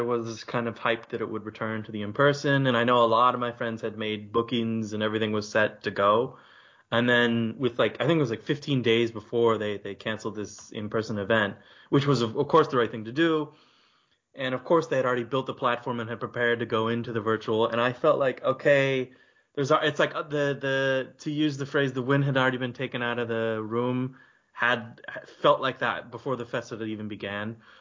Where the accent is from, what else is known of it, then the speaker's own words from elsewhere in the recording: United States; an American kid who grew up watching American indie films